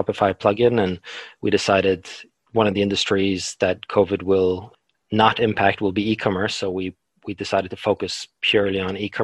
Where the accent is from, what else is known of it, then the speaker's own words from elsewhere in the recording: Norway; moved away as an adult; also born or lived in London, United Kingdom; now in New Zealand; I'm from Norway, but my parents are Polish